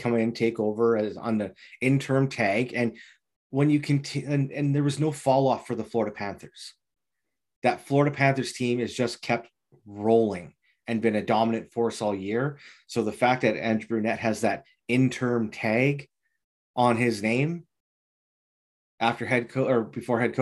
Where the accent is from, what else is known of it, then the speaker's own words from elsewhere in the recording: Vancouver, British Columbia, Canada; I would throw, you know, my hometown bias in there